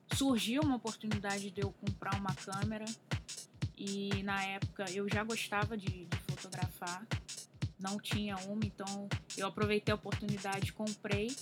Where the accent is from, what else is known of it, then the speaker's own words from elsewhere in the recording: Rio de Janeiro, Brazil; eu tenho 29 anos, sou do Rio de Janeiro